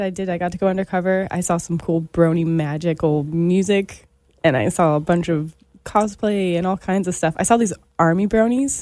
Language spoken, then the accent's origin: English; California, United States; I'm born and raised in California